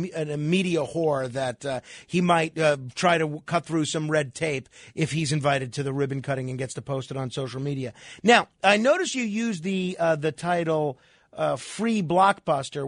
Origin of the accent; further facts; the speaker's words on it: New York City, New York, United States; in New York City, in my hometown